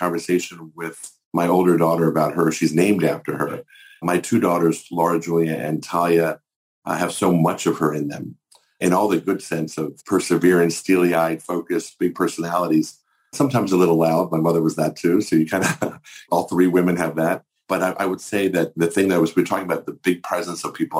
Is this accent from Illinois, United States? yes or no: no; Maryland, United States; my home state of Maryland